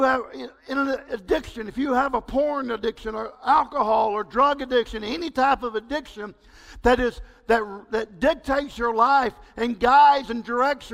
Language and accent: English; East Texas, United States; also born or lived in Belize; I grew up in East Texas.